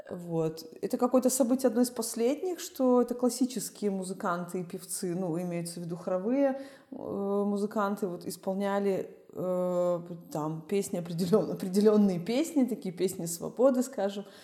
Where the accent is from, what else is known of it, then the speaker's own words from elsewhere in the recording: Belarus; я из Беларуси